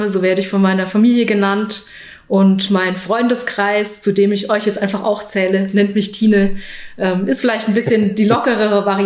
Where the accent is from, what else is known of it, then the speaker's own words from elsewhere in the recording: Baden-Württemberg, Germany; Ich bin am Bodensee groß geworden ähm, und was mich dann fast 30 Jahre meines Lebens begleitet hatte, war der Reitsport